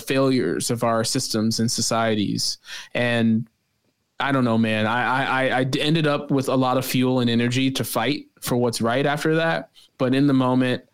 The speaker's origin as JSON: {"language": "English", "town": "Chicago", "region": "Illinois", "country": "United States", "said": "I'm a Chicagoan through and through"}